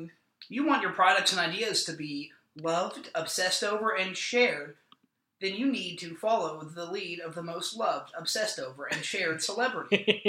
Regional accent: Oklahoma, United States; Yeah, I'm from Oklahoma

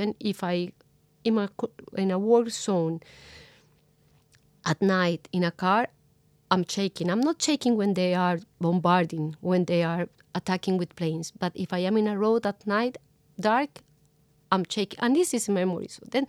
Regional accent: Colombia; You know, with the comparison, it's totally different, but I grew up in Colombia in the 90s.

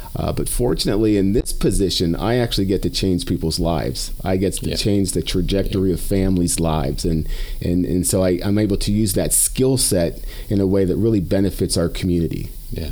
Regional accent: Western Pennsylvania, United States; moved away as an adult; also born or lived in South Dakota; now in Canyon, Texas, United States; I grew up in in Western Pennsylvania, spent some time in South Dakota

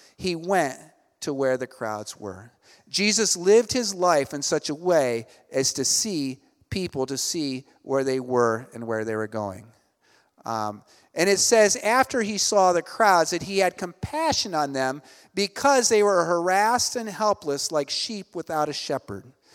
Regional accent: Ohio, United States; moved away as an adult; also born or lived in Elizabeth, New Jersey; now in Cebu, Philippines; I'm originally from Ohio, so I grew up kind of in, uh, small town, U S

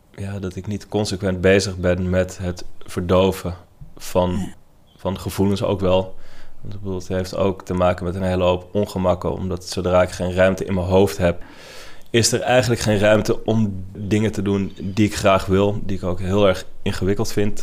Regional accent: Netherlands; ik kom uit Nederland

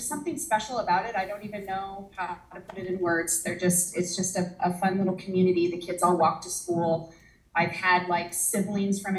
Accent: Post Falls, Idaho, United States; I grew up in North Idaho. I actually went to Post Falls High School

